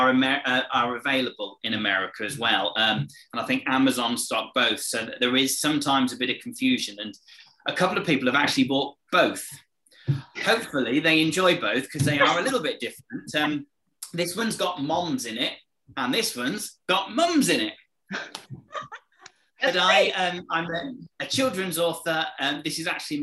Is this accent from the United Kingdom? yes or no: yes; England, United Kingdom; I'm from England, if you didn't get from the accent